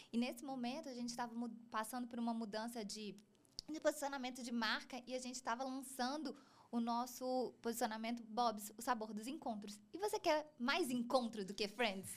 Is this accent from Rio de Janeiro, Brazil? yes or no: no; Juiz de Fora, Minas Gerais, Brazil; Eu sou de Juiz de Fora, Minas Gerais, uma cidade relativamente pequena.